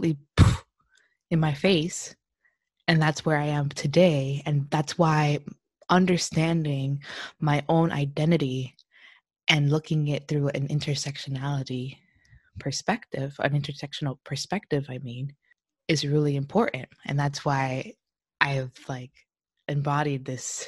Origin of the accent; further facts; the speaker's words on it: Hialeah, Florida, United States; moved away as an adult; also born or lived in Alabama; now in California, United States; I grew up in Hialeah in Miami.